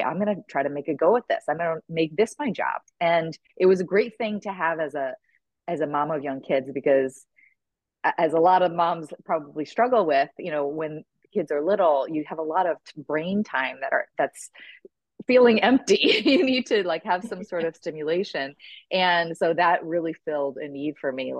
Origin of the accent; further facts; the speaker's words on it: Lake George, New York, United States; moved away as an adult; also born or lived in Boston area / Texas / Midwest; I grew up in upstate New York. I was a graduate from Lake George High School